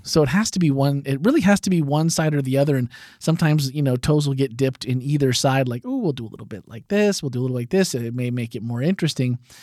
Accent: Wisconsin, United States; growing up in Wisconsin

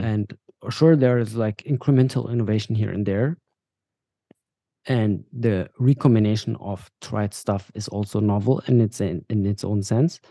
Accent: Bavaria, Germany; also born or lived in Dubai; now in Berlin, Germany; we moved to Germany when I was five years old, to Bavaria, to the south of Germany

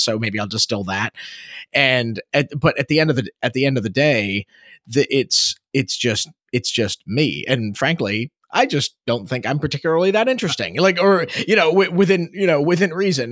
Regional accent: Baltimore, Maryland, United States; I grew up just outside of Baltimore City.

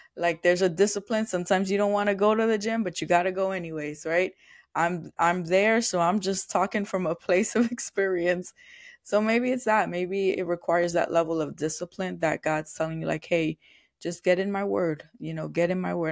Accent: New York, United States; moved away; I'm from New York

